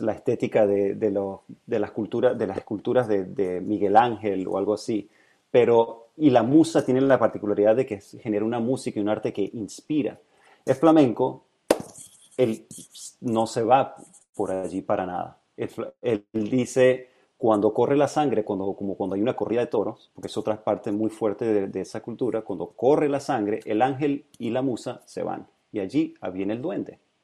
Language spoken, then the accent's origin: Spanish; Mérida, Venezuela; moved away; also born or lived in San Francisco, United States; Crecí en Mérida, sí. Eso está en los Andes